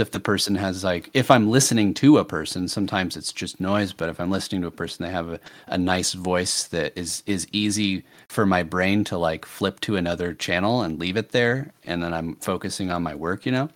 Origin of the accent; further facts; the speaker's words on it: United States; speaking as an American